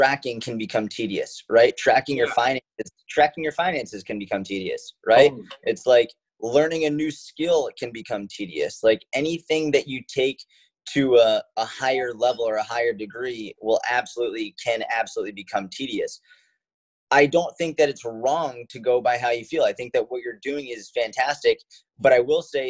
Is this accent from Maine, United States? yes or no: no; Boston, Massachusetts, United States; I grew up in Boston